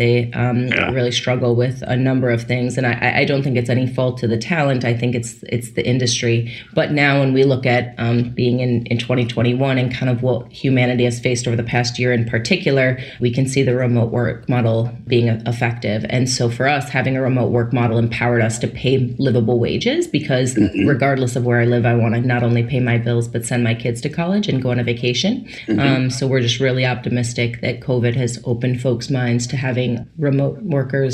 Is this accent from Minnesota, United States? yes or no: yes; Minnesota, United States; moved away as an adult; also born or lived in New York; born and raised in Minnesota, after finishing business school, came out to New York